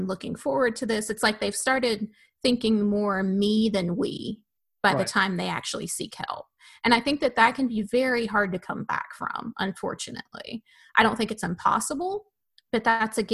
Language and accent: English; Tennessee, United States; moved away; I'm from Tennessee and my husband's from Florida.